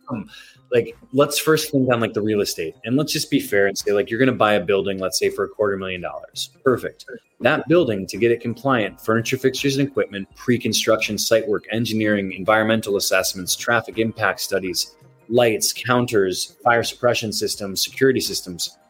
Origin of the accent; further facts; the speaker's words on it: Wisconsin, United States; moved away; being in Wisconsin, my home state as a kid